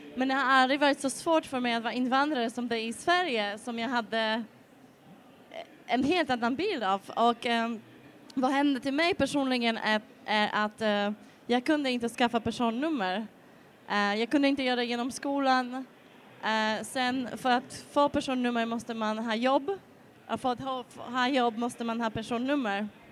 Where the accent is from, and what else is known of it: Poland; Swedish is a second language; moved away as an adult; also born or lived in Spain / England; now in Malmö, Sweden